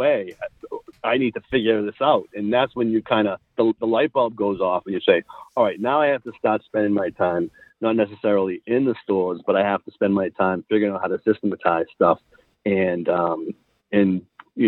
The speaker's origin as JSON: {"language": "English", "area": "right outside of Boston", "region": "Massachusetts", "country": "United States", "tie": "born or raised there", "said": "I grew up right outside of Boston"}